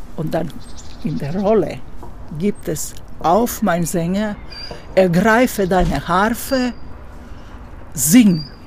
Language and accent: German; Zagreb, City of Zagreb, Croatia; hier in äh, Zagreb, mhm. weil das meine Heimatstadt ist